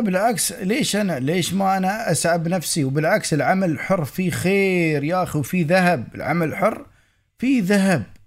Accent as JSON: {"language": "Arabic", "country": "United Arab Emirates", "accent": "Emirati", "said": "احنا نرمس اماراتي"}